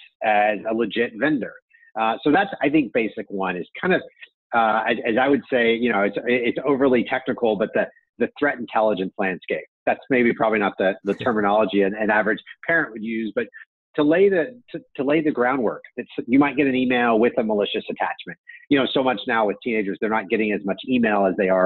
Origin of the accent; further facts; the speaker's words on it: United States; as an American citizen